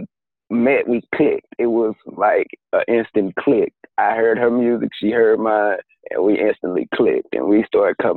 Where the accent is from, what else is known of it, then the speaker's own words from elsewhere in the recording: Dallas, Texas, United States; I am originally born and raised in Dallas, Texas